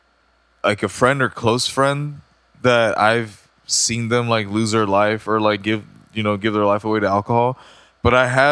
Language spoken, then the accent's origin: English; Mexico; moved away; growing up in Mexico.